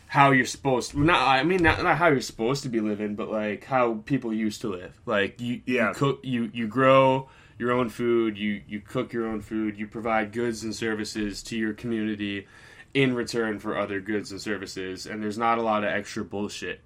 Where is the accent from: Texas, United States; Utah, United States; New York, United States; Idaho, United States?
New York, United States; I'm from New York